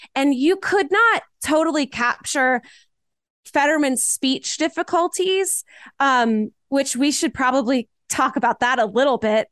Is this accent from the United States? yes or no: yes; North Carolina, United States; my home state. I love you, North Carolina